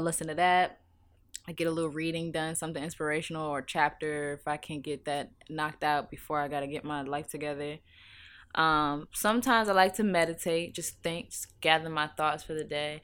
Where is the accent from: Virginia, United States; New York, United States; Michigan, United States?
Virginia, United States; Virginia Beach; also born or lived in Norfolk, Virginia; I'm from Virginia Beach